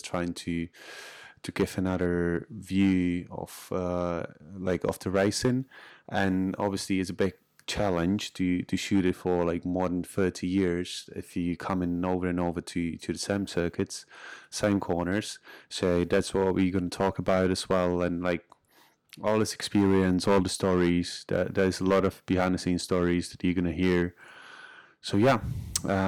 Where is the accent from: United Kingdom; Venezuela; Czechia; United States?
Czechia; English is a second language; I'm from Czech Republic